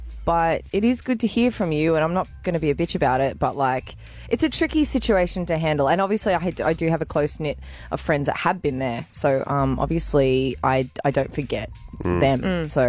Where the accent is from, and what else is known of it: Gold Coast, Queensland, Australia; born or raised there